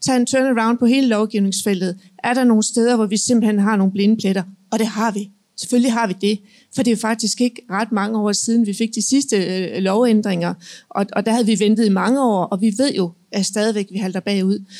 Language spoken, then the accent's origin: Danish; Jutland, Denmark; jeg kommer fra Jylland